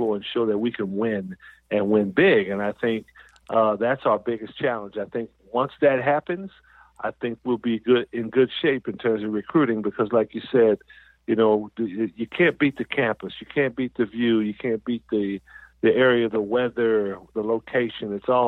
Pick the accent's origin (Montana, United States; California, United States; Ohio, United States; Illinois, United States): California, United States; Southern; I'm from Southern California